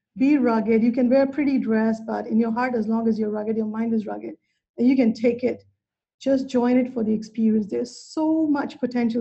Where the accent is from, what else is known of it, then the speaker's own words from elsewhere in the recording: India; moved away; I grew up in India